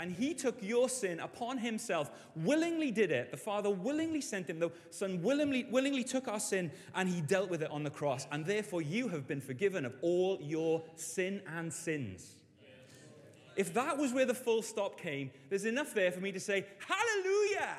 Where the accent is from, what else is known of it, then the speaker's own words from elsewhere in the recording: Wales, United Kingdom; As a Welshman and a Welsh rugby fan